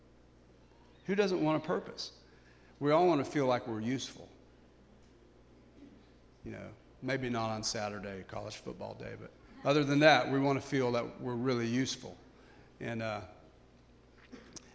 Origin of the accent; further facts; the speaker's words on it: United States; we're so American